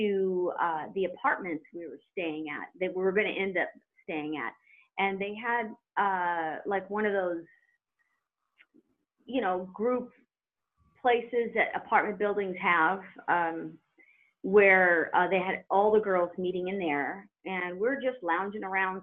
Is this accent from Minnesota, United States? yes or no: no; Redondo Beach, California, United States; also born or lived in Lawndale, California; I grew up in Redondo Beach